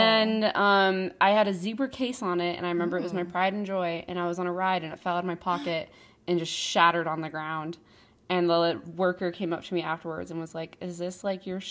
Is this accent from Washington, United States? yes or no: yes; Puyallup, Washington, United States; it's from my hometown. And it's called the Puyallup Fair.